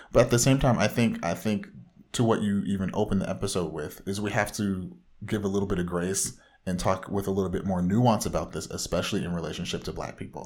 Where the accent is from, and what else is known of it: Orange County, Southern California, United States